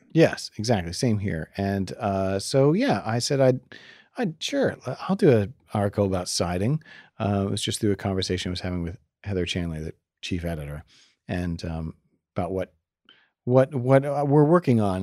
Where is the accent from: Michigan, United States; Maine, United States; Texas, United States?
Maine, United States; We're from Maine